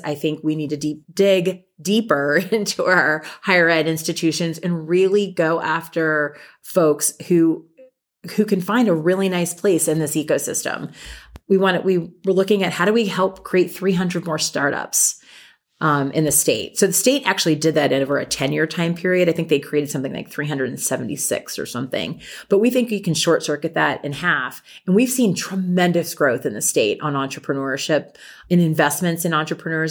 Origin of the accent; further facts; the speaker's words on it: Lincoln, Nebraska, United States; moved away; also born or lived in Washington, D.C.; I grew up in Lincoln